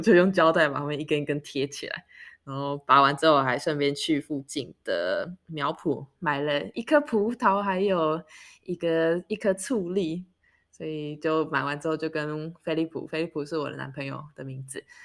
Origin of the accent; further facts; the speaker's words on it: Taiwan; moved away as an adult; now in Sweden; 我们是台湾人，然后嗯。我们的爸妈都还在台湾生活，所以我们的时区都是以台湾为基准